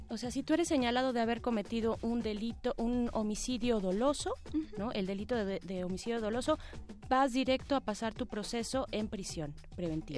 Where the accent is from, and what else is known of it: Mexico